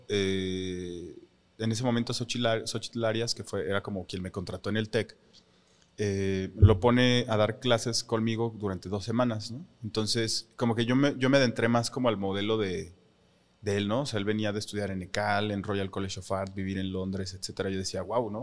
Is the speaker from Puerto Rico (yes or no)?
no; Mexico; nosotros como mexicanos